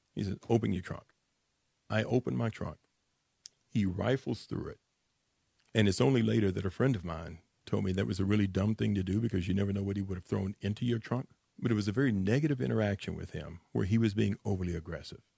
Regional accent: Dallas, Texas, United States; I'm from the Grove

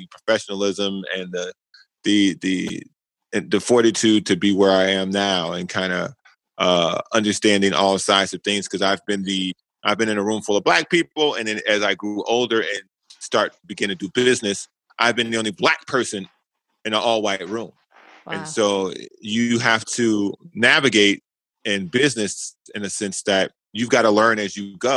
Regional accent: Chicago, Illinois, United States; moved away as an adult; now in San Diego, United States; I'm from the South Side of Chicago. I lived on the South Side. I grew up in public housing

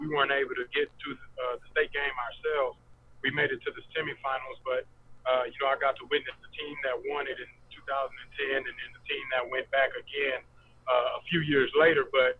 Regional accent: Pearland, Texas, United States; moved away as an adult; also born or lived in Austin, Texas / Charlotte, North Carolina; I grew up in Pearland. Went to Pearland High School, graduated class of 2007.

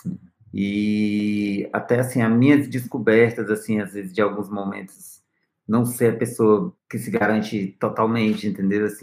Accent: Northeast Region, Brazil; Que eu sou, eu venho do Nordeste, né? Certo. Ponto. Isso aí é. Mas eu, eu tenho meu sotaque. Então, querendo ou não, eu venho de uma região, né?

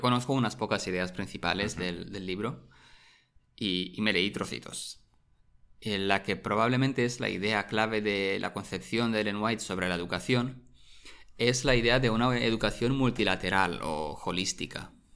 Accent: Romania; moved away; Yo recuerdo cuando era pequeño en mi pueblo de Rumanía

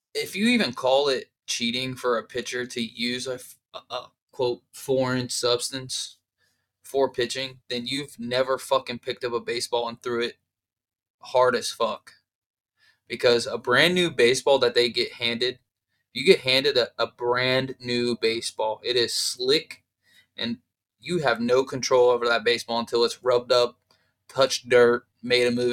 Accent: Columbus, Ohio, United States; I'm from Ohio, from Columbus

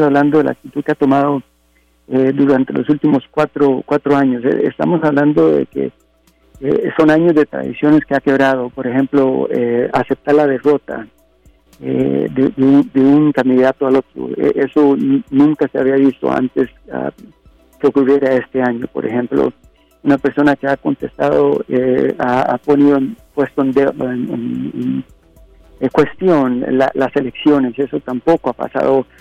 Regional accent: Costa Rica; now in Los Angeles, United States; mi país eh, nativo de Costa Rica

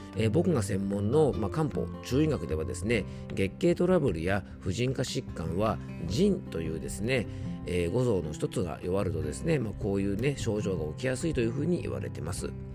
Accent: Isawa Onsen, Yamanashi, Japan; 僕の地元の伊沢温泉

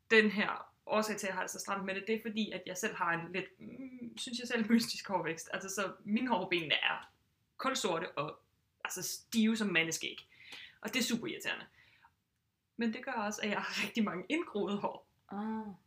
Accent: Southern Jutland, Southern Denmark, Denmark; Jeg er sønderjyde, så jeg er jo vokset op med det.

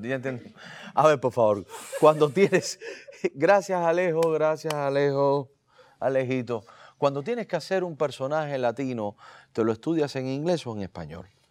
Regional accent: Cuba; moved away as an adult; now in Miami, United States; somos cubanos

